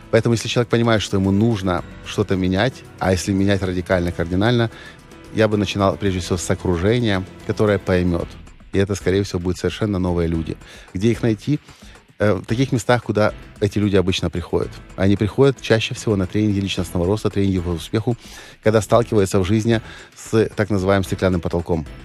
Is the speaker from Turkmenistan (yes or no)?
no; Ukraine; Да, я украинец угу. и э, патриот Украины.